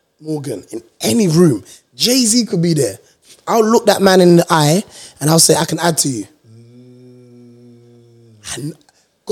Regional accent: London, United Kingdom; I'm from Hackney

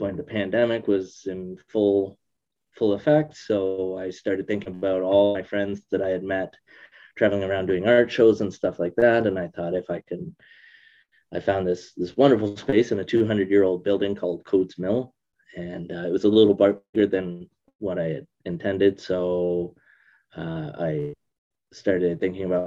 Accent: Brampton, Ontario, Canada; also born or lived in Etobicoke, Ontario; now in Perth; I was born in Etobicoke. I was there until about grade four. We moved from Etobicoke to Brampton when I was in grade four

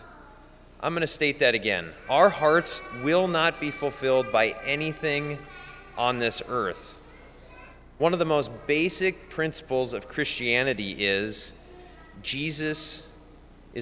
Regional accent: Bismarck, North Dakota, United States; I'm from Bismarck and I live at the cathedral

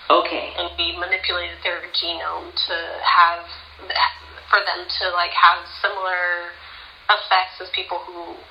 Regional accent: Pasadena, California, United States; also born or lived in Santa Cruz, California / San Francisco, California; I was born and raised in Pasadena, California.

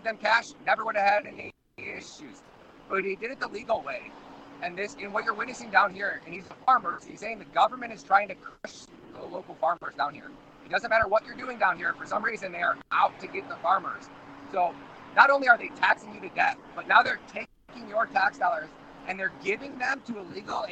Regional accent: Michigan, United States; I'm from Michigan

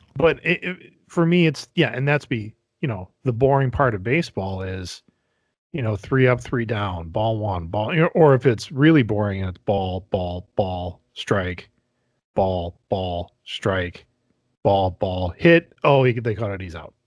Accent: Wisconsin, United States; growing up in Wisconsin

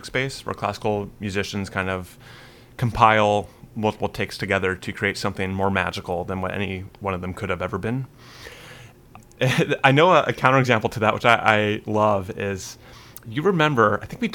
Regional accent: West Coast, United States; I'm from the West Coast

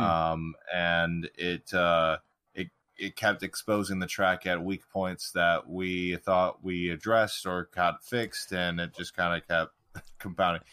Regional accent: United States; as an American

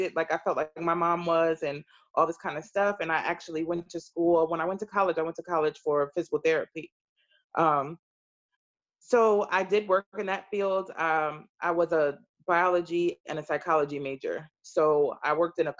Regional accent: Brick City, North New Jersey, United States; Born and raised in New Jersey, North New Jersey. And at Brick City

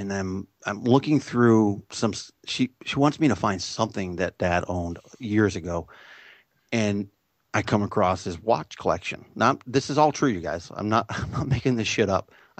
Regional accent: San Jose, California, United States; I'm born and raised in San Jose, so I'm about 40 miles south of the city.

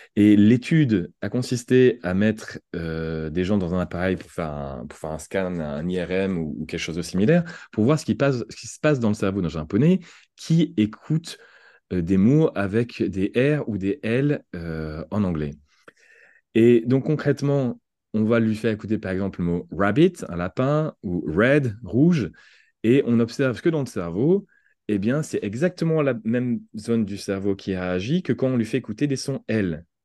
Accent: France; accent: French; en, tant que Français

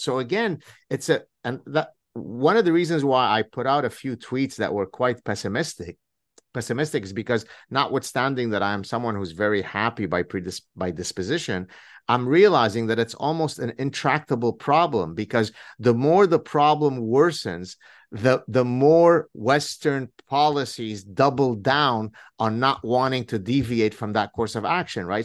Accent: Lebanon; moved away; when I grew up in Lebanon

